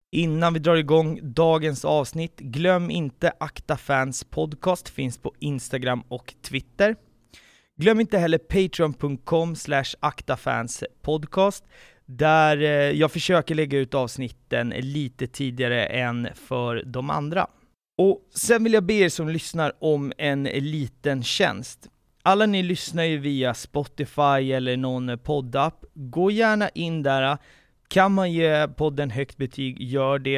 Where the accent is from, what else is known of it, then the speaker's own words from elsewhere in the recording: Haninge, Stockholm County, Sweden; Jag är själv uppvuxen i Haninge